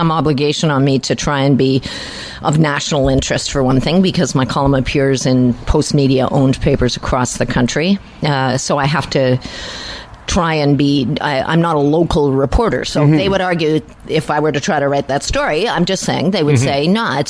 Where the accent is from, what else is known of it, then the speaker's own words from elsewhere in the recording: Quebec, Canada; I am from Quebec.